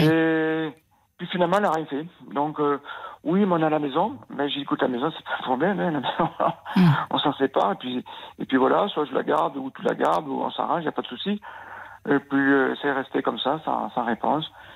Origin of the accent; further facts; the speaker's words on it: Nouvelle-Aquitaine, France; Je suis de l'Aquitaine.